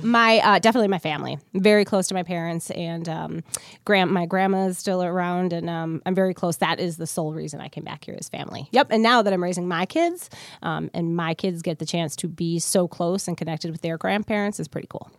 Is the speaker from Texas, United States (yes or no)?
no; Milwaukee, Wisconsin, United States; I accepted a job because it was my hometown 15 and a half years ago